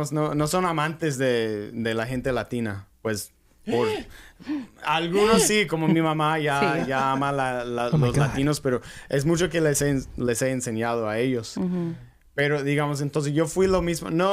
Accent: Charlotte, North Carolina, United States; moved away as an adult; also born or lived in Florida; now in California, United States; I grew up in Charlotte and, you know, it's a city, but I grew up in the outskirts

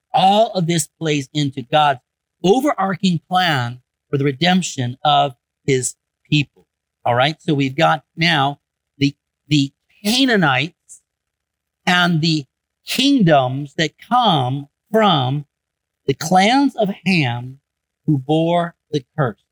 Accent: Michigan, United States; I grew up in Michigan

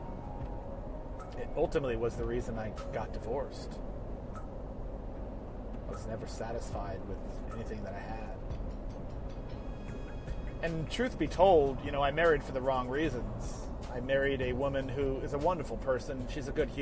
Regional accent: Colorado, United States; also born or lived in California; now in Charlotte, United States; I was born in Colorado, lived in California most of my adult life, relocated to the South in 2006

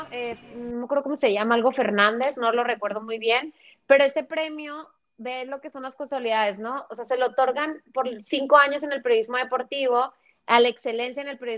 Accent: United States; born there; Una de las cosas que me ayudó es que yo soy, yo nací en Estados Unidos.

